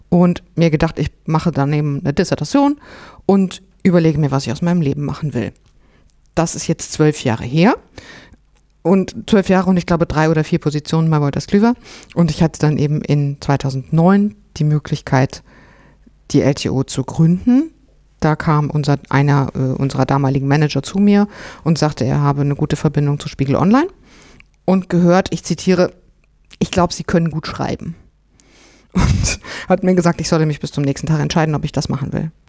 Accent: North Rhine-Westphalia, Germany; Im Siegerland kann man das beides sein, wo ich herkomme.

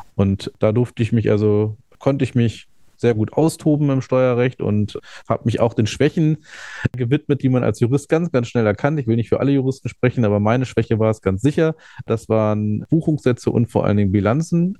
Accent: Hanover, Lower Saxony, Germany; ich bin in Hannover geboren und aufgewachsen

